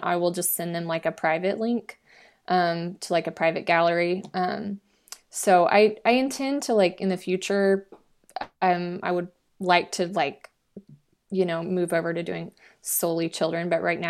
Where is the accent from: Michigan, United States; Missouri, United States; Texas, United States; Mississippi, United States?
Texas, United States; Fort Worth; So I'm from Fort Worth and I, you know, I have a lot more connections kind of in that area.